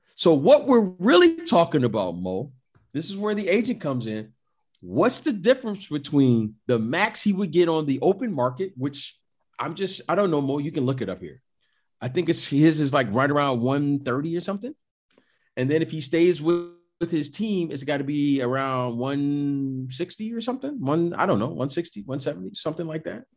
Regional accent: Detroit, Michigan, United States; I'm, I'm from Detroit.

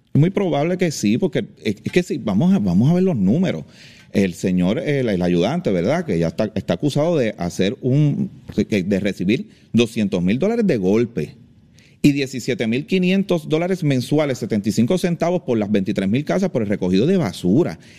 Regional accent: Trujillo Alto, Puerto Rico; nacido y criado en Trujillo Alto

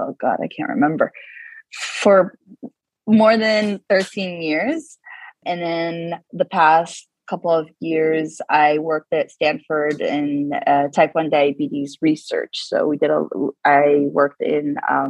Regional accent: Abu Dhabi, United Arab Emirates; moved away as an adult; also born or lived in Dubai; now in California, United States; I was born and raised in Abu Dhabi

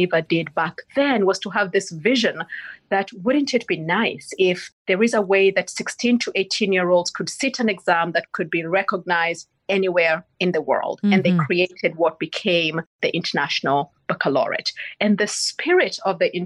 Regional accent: Kisii, Kisii County, Kenya; moved away; also born or lived in Limuru, Kenya; I was born in Kisii in Western Kenya

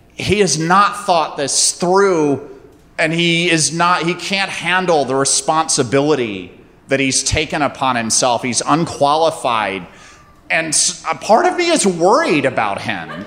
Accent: North Carolina, United States; also born or lived in Athens, Georgia; I grew up in North Carolina

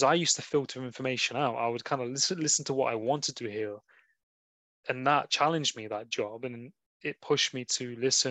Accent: England, United Kingdom; we're experiencing in England, like being British.

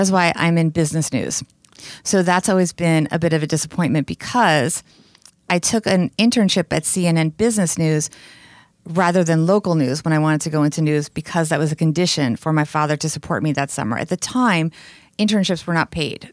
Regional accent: Bergen County, New Jersey, United States; also born or lived in New York City; I had a blissful childhood growing up in New Jersey

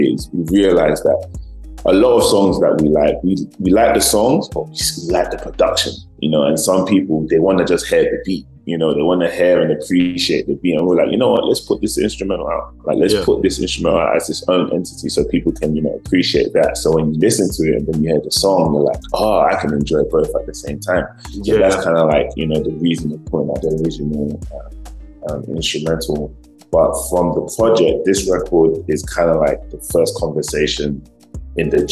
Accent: United Kingdom; moved away as an adult; now in Los Angeles, United States; being British born Nigerians living in America

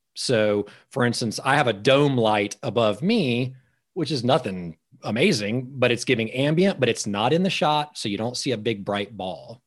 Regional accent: Georgia, United States; I'm from Georgia

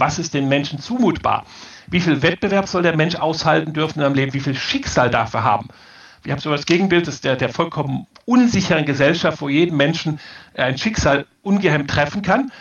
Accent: Rhineland, Germany; ich komme aus dem Rheinland

